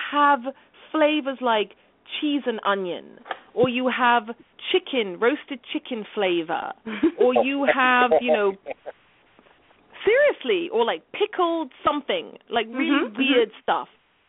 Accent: London, United Kingdom; moved away; cheese and onion chips crisps were my favorite flavor growing up in London.

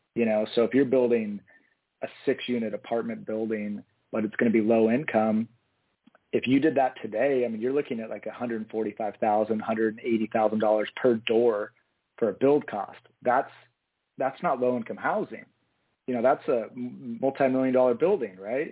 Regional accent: Eugene, Oregon, United States; i was born and raised here in eugene um, west eugene actually grew up in the, the bethel area

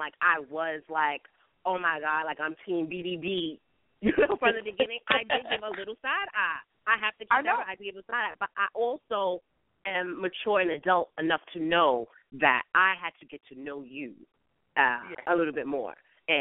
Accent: New York, United States; I'm from New York.

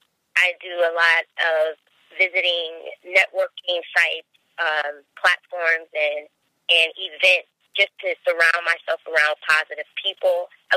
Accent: Hartford, Connecticut, United States; born there; also born or lived in West Coast / down south; I was born in Hartford, Connecticut, and I have spent a number of my years traveling, moving around a lot with my mom.

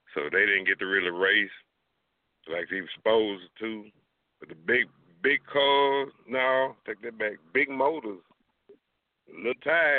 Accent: Dallas, Texas, United States; I'm from Texas, bro. I'm Dallas, you understand me?

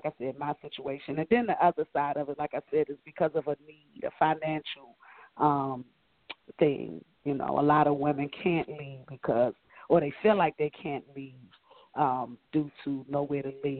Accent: Washington, District of Columbia, United States; growing up in Southeast D.C., number 8 of 9 children

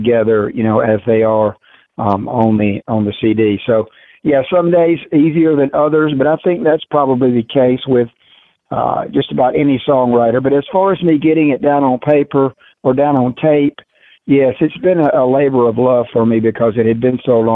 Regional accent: the South, United States; accent: Southern; I realized how Southern I sound on tape.

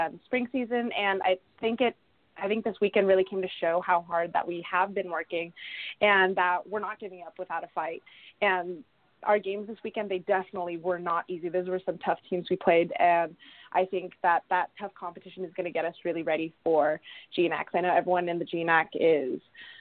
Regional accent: Southern California, United States; moved away as an adult; now in Lacey, United States; I'm obviously from Southern California

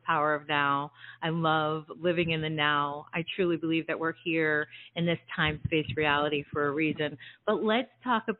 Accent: New Jersey, United States; I'm originally from New Jersey

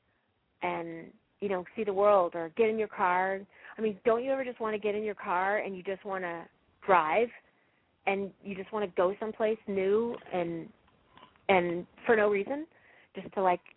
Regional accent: Fort Collins, Colorado, United States; moved away; I grew up in Fort Collins.

